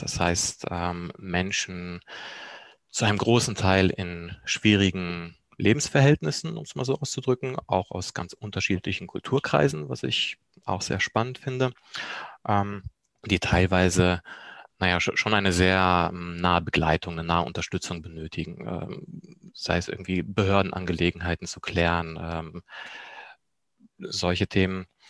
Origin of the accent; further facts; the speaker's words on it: Germany; also born or lived in Poland; gebürtig komme ich auch aus Polen, bin aber im zarten Alter von vier Jahren nach Deutschland gekommen